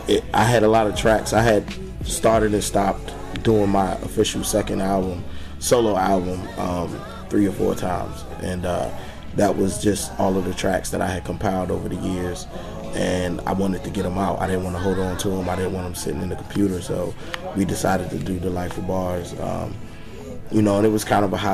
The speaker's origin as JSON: {"language": "English", "region": "Virginia", "country": "United States", "tie": "born or raised there", "said": "I grew up in Virginia"}